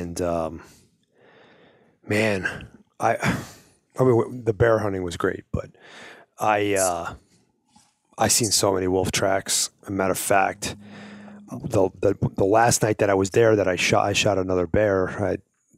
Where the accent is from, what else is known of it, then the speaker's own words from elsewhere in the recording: New York, United States; moved away as an adult; when I grew up in New York